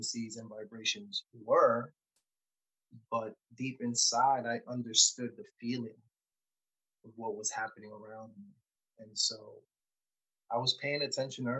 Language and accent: English; New York City, New York, United States; born or raised there; also born or lived in San Juan, Puerto Rico